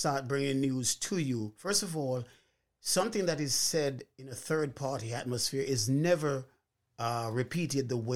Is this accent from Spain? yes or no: no; Jamaica; moved away; When I grew up in Jamaica, as a young man